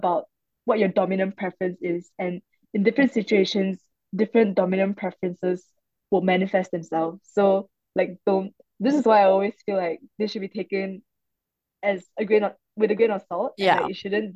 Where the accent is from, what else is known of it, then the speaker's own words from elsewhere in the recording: Malaysia; moved away as an adult; now in Singapore; I'm actually Malaysian and I came to Singapore when I was 19 for uni.